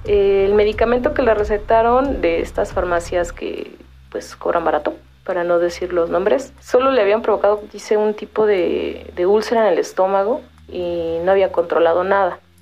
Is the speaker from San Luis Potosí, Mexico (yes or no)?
no; Mexico City, Mexico; Soy originaria de Coyoacán, eh, de, de, la Ciudad de México